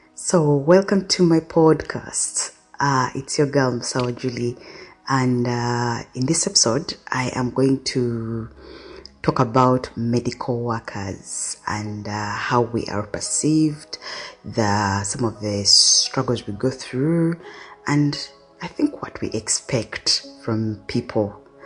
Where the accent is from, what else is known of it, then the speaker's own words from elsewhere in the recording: Kampala, Central Region, Uganda; When I was young, I grew up in Katwe, which is a slum in uh, Uganda, Kampala